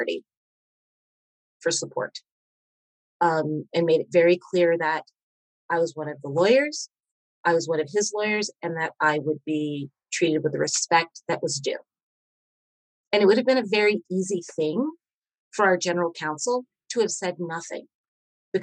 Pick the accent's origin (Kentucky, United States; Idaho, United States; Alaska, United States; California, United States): Kentucky, United States; moved away; I'm from Kentucky